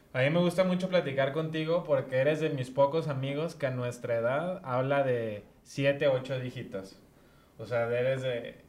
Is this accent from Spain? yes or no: no; Guadalajara, Jalisco, Mexico; soy un chavo tapatío, 27 años